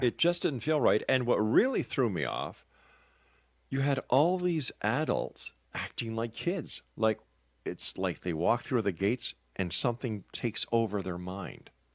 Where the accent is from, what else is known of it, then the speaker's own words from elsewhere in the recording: Canada; I'm a Canadian